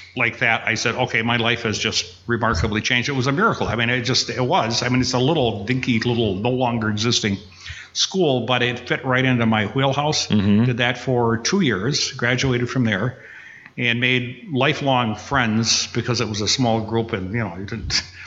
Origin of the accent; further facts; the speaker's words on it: Upper Peninsula of Michigan, United States; now in Kenosha, United States; I was born up in the Upper Peninsula of Michigan. Uh, we lived right on the border between Wisconsin and Michigan